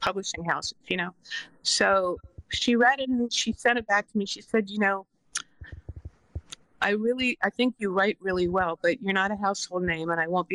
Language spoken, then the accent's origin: English; New York, United States; moved away as an adult; now in California, United States; I'm from New York, even though I've lived in California for 25 years